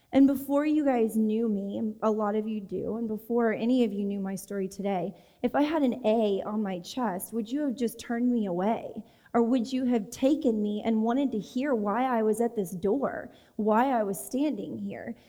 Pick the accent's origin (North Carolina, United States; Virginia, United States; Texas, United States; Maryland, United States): Texas, United States; I grew up in Texas.